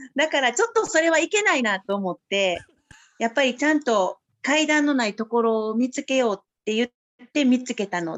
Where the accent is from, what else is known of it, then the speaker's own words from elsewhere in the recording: Osaka, Japan; 大阪生まれ、大阪育ち、今里育ち。